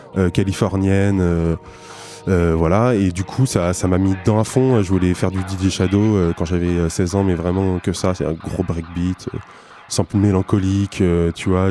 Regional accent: Niort, Nouvelle-Aquitaine, France; now in Poitiers, France; Je suis né à Niort il, euh, il y a 27 euh, ben, ans maintenant.

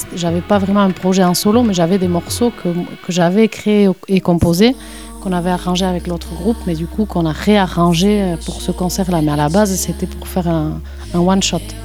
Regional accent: Ciboure, Nouvelle-Aquitaine, France; je suis euh, de Cibourg, à côté de Saint-Jean-de-Luz, sur la côte basque

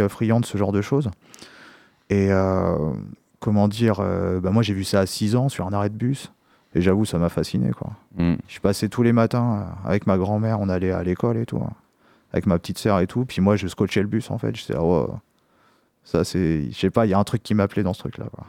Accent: Poitiers, Nouvelle-Aquitaine, France; je suis originaire de Poitiers

